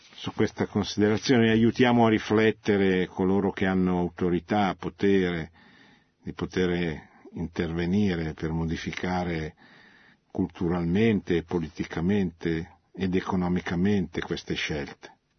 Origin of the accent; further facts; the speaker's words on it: Italy